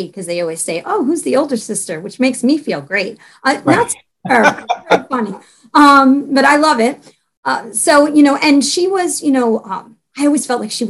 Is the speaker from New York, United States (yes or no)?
yes; New York City, New York, United States; also born or lived in Staten Island; I was brought up and born in Brooklyn